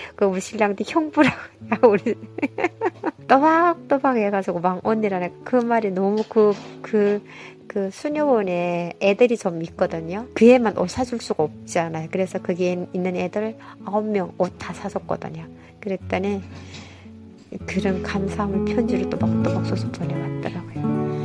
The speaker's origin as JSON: {"language": "Korean", "country": "North Korea", "tie": "born or raised there", "also_born_or_lived": "South Korea", "moved": "as an adult", "lives_now": "San Jose, United States", "said": "제가 북한 사람이라 하니까"}